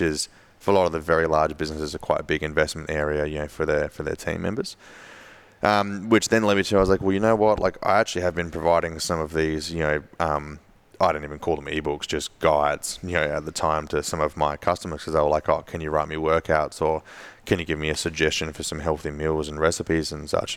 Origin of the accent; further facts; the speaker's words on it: Adelaide, South Australia, Australia; my hometown in Adelaide